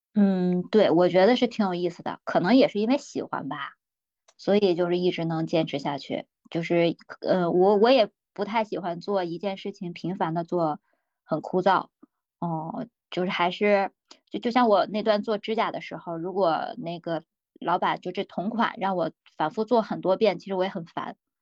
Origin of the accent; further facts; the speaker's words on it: Hulunbuir, Inner Mongolia, China; moved away as an adult; now in Beijing, China; 老家是内，内蒙古呼伦贝尔的。然后呢，我是一个少数民族